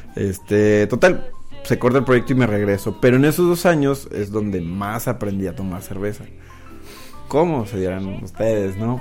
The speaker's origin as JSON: {"language": "Spanish", "town": "Monterrey", "region": "Nuevo León", "country": "Mexico", "tie": "born or raised there", "also_born_or_lived": "New England", "said": "nací y crecí aquí en Monterrey"}